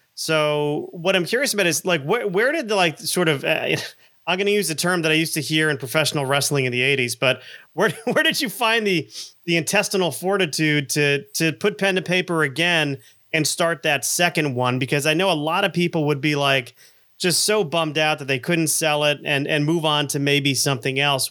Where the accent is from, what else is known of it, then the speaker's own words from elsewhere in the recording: South Florida, United States; I grew up in in South Florida in um, you know, the 70s and 80s